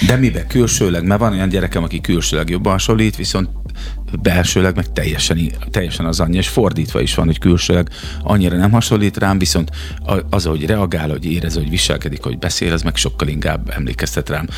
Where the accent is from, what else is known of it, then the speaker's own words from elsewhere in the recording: Szeged, Csongrád-Csanád, Hungary; Szegedi vagyok én